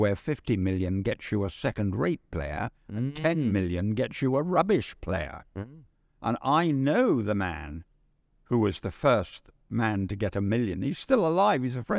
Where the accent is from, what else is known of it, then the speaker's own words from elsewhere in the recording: London, United Kingdom; Well, I was born in the City Road in London.